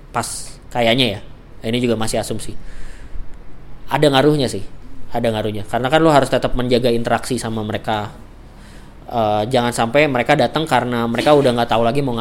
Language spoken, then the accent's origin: Indonesian; Yogyakarta, Special Region of Yogyakarta, Indonesia; saya … dari Jogja, rencananya mau bikin podcast tentang jalan-jalan.